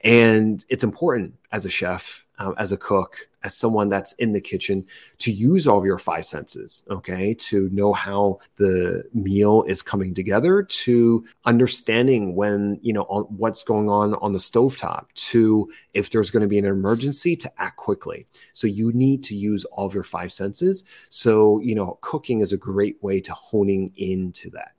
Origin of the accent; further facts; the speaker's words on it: New Jersey, United States; moved away; I'm originally from New Jersey. I'm a first generation immigrant child.